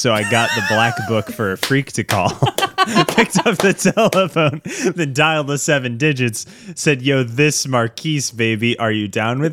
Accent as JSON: {"language": "English", "region": "the South", "country": "United States", "said": "someone from the South"}